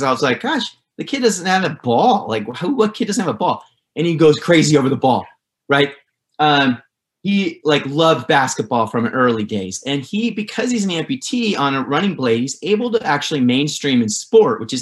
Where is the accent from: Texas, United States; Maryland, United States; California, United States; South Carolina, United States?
California, United States; Santa Barbara; now in Los Angeles, United States; I'm a surfer from Santa Barbara